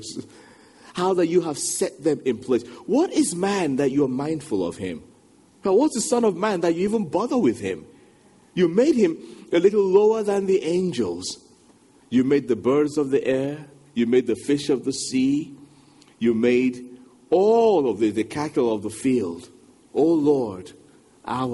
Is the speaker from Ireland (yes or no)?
no; Nigeria; moved away as an adult; now in England; I'm a Nigerian. When I went from Nigeria to England, going back a couple of decades now